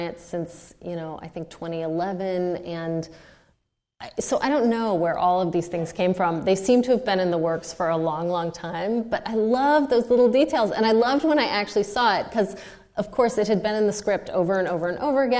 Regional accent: United States; I'm the American

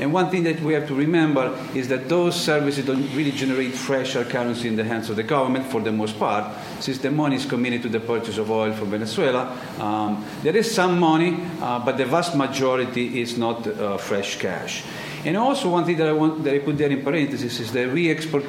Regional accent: Italy; English is a second language; I was born in Italy, born and raised

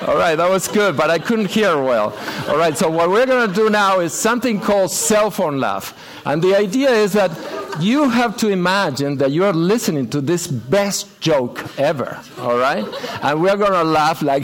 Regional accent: Argentina; moved away as an adult; we are both from Argentina, and uh, we grew up there

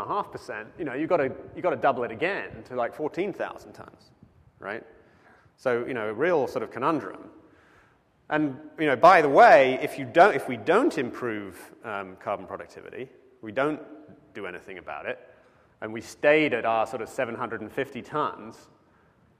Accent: United Kingdom; now in United States; I am British, but I am a citizen

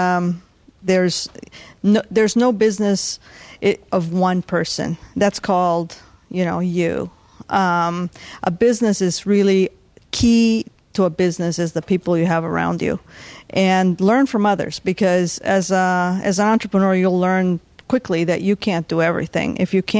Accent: Bolivia; now in San Diego, United States; since I was born in Bolivia

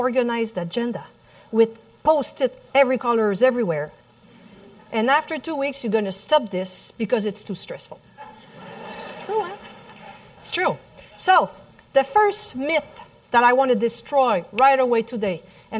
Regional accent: Montreal, Quebec, Canada; accent: French; English is a second language; the little French accent that you hear in the back, I'm from Montreal, Canada

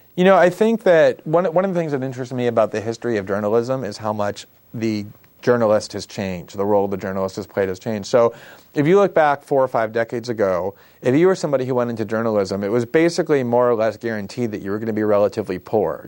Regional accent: South Florida, United States; also born or lived in Queens, New York; I was born actually in Queens, but moved almost immediately to South Florida, where I was raised in a suburb for the next eighteen years

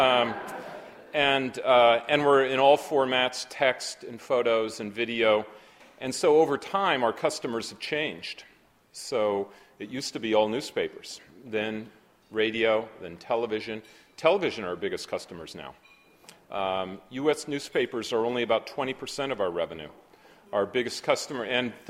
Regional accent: Berkeley, California, United States; now in Manhattan, United States; I'm from Berkeley

